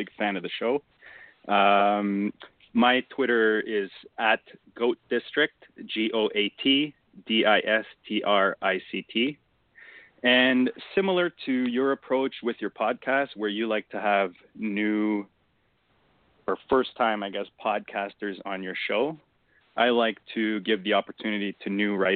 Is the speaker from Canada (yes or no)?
yes; Ontario, Canada; I'm a Canadian. I'm in the Toronto area. They call it the GTA, so I'm about 30 minutes outside of the downtown area